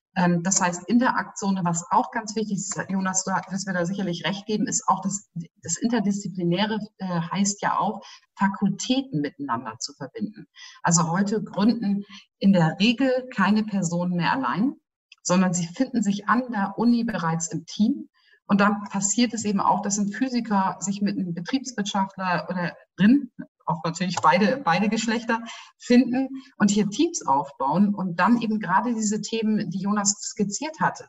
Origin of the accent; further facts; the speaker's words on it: Northern Germany, Germany; now in Bayreuth, Germany; ich komme ja selber aus Norddeutschland und ich bin ja schon seit vielen Jahren auch Wahlbereuterin